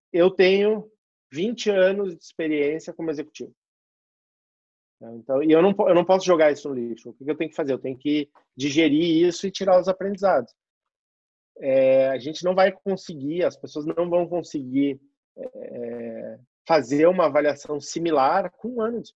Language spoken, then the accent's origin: Portuguese; South Region, Brazil; now in São Paulo, Brazil; eu saí do Sul e vim morar em São Paulo para poder construir a minha